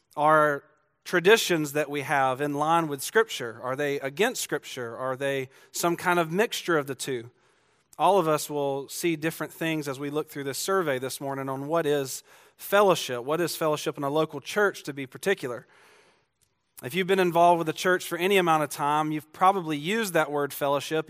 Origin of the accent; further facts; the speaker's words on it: Georgia, United States; I'm from Georgia